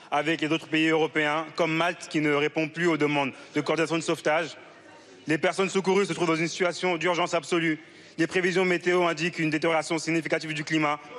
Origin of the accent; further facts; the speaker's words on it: France; born there; Je suis né en France, je suis député français